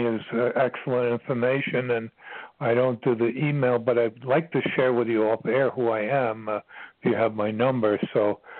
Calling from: Virginia, United States; I'm calling from Virginia

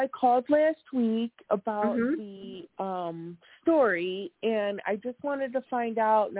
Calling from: Wisconsin, United States; I'm calling from Wisconsin.

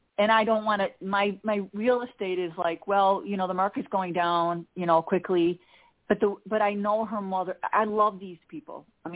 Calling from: Chicago, Illinois, United States; from the Chicago area.

